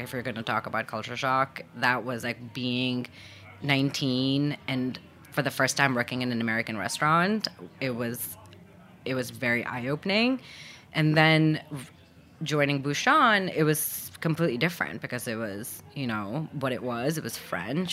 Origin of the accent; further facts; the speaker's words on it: Lahore, Punjab, Pakistan; moved away as an adult; also born or lived in Abu Dhabi, United Arab Emirates / New York, United States; now in United States; And so we moved back when I was just one. And, and then I was raised in Pakistan